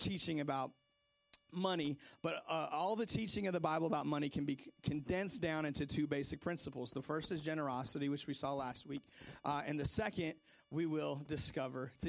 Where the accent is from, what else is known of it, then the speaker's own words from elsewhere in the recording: Seattle, Washington, United States; moved away; also born or lived in North Carolina; I remember growing up in Seattle, I was probably, I don't know, 7, 8 years old